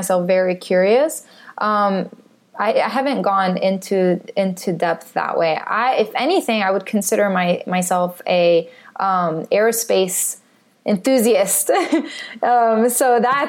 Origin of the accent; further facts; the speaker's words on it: Jordan; also born or lived in Palestine; now in United States; I grew up in Jordan. I'm of Palestinian heritage